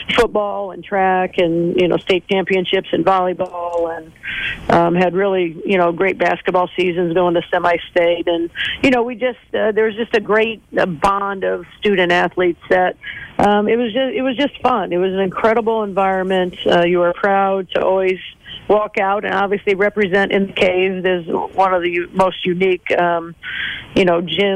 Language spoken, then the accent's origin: English; Mishawaka, Indiana, United States; when I grew up in Mishawaka